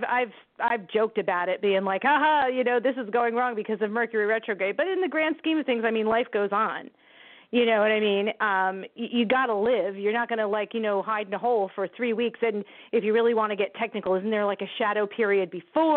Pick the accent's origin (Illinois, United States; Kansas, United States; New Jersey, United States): New Jersey, United States; My poor home state.